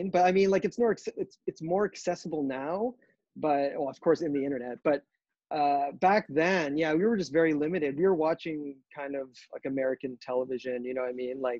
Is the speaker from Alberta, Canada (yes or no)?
no; Toronto, Ontario, Canada; Uh from from Toronto, like on the outskirts of Toronto. So basically, yeah, Canada, Toronto, you know.